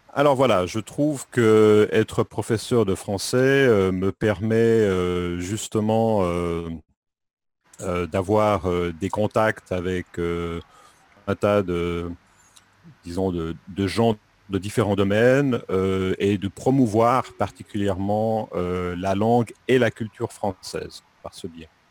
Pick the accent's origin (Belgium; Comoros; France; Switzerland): Switzerland; Lausanne region, Romandy, Vaud; moved away as an adult; now in Japan; Je viens de Suisse, plus précisément de la Suisse romande, de la région de Lausanne